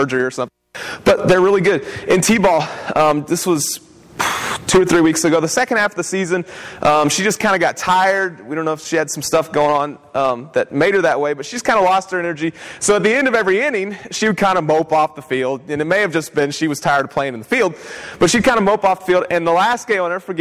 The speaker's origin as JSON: {"language": "English", "region": "West Virginia", "country": "United States", "moved": "yes", "lives_now": "Savannah, United States", "said": "we're from West Virginia"}